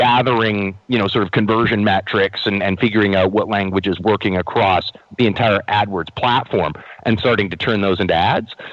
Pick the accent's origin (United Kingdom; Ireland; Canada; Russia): Canada; as a Canadian